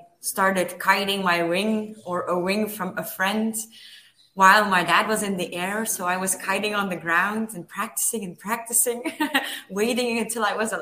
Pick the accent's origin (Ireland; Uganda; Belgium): Belgium; also born or lived in Ohio, United States; I always lived in Belgium, except 4 years. I lived with my parents in the US, in Ohio.